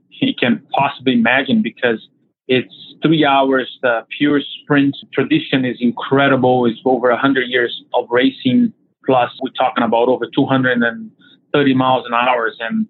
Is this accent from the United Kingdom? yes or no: no; Brazil; born or raised there; moved away